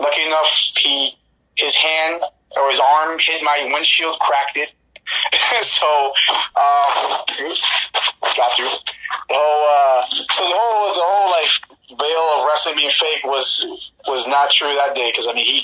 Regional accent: Newark, New Jersey, United States; moved away; I'm from Newark, New Jersey. We both kind of grew up in similar, like, you know, kind of areas and the projects

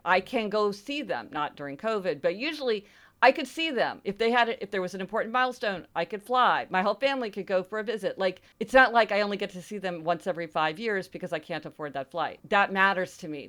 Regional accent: Missouri, United States; I'm from Missouri, right? This is the show me state

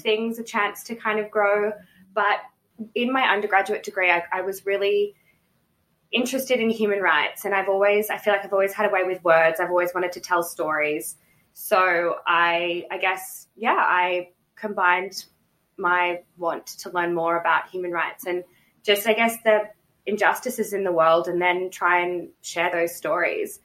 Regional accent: Melbourne, Victoria, Australia; also born or lived in Canberra; I moved to Melbourne when I was about seven.

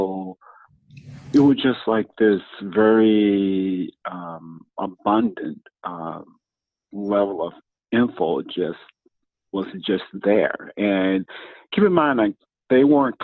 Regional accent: Mississippi, United States; moved away as an adult; now in Washington, D.C., United States; I'm originally from Mississippi. So I originally came to Washington, D.C. 30 years ago

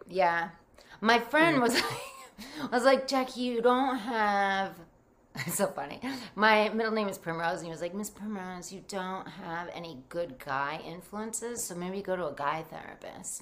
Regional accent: Rhode Island, United States; also born or lived in New Jersey; I grew up in Rhode Island, Rhode Island

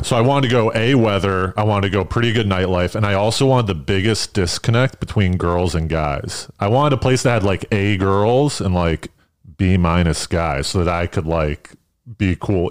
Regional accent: East Coast, United States; moved away as an adult; now in New York, United States; I'm from the East Coast

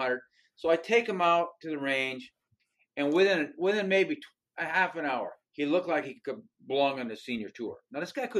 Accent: Michigan, United States; also born or lived in Denver; I'm actually from Michigan. And that's where I live now. So I grew up in Michigan.

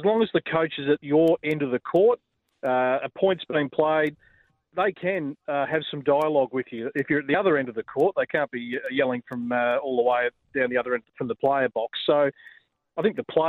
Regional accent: Australia; us as Australian tennis fans

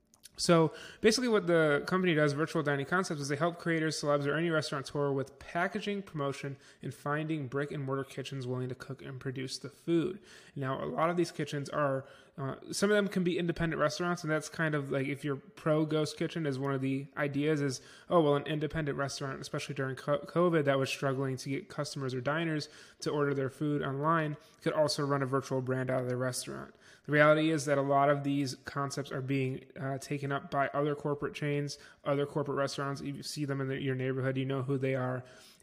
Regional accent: Niagara Falls, New York, United States; I grew up in Niagara Falls, New York, so near me there is one.

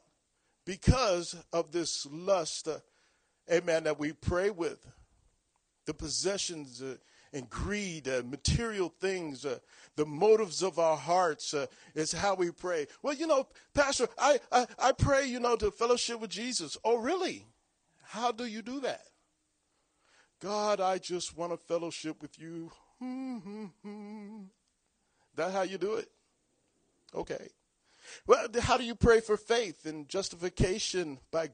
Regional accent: Long Beach, California, United States; I'm from Long Beach, California.

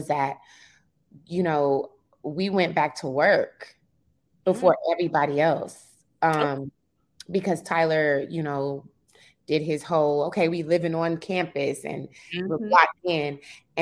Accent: Jamaica; I'm Jamaican.

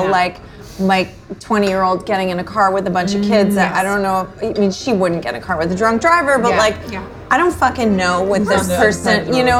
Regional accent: New York, United States; It will never be over for me because ultimately I'm a New Yorker, and brunch is my life and my half my identity.

